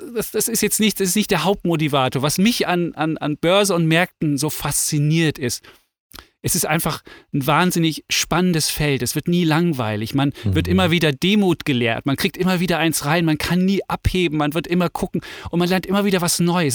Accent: Leipzig, Saxony, Germany; moved away; ich bin in der DDR groß geworden, in Leipzig.

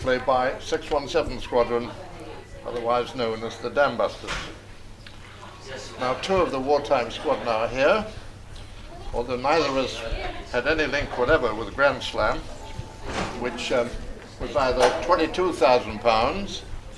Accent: England, United Kingdom; for me as an Englishman

